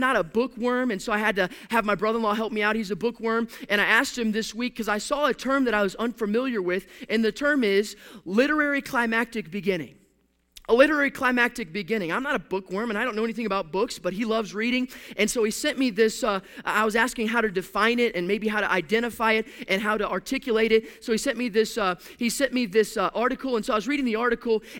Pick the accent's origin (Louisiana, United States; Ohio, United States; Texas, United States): Texas, United States; Houston; now in Pacific Northwest, United States; I'm from a sports city. I'm from Houston, Texas.